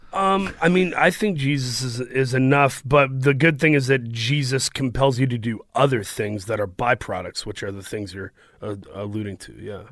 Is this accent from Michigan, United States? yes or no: yes; Saginaw, Michigan, United States; moved away as an adult; also born or lived in Los Angeles; I grew up in Saginaw, Michigan, uh, which is by Flint